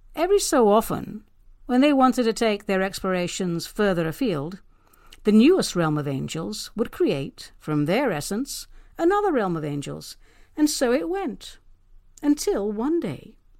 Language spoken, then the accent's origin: English; London, United Kingdom; now in Pacific Northwest, United States; I'm actually a Brit, a proud London girl, now living and working in the arboreal paradise that is the Pacific Northwest